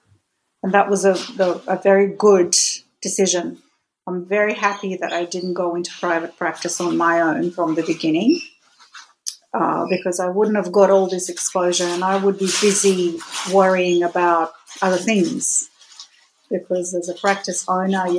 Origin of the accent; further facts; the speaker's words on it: Russia; moved away; Being Russian and growing up in Russia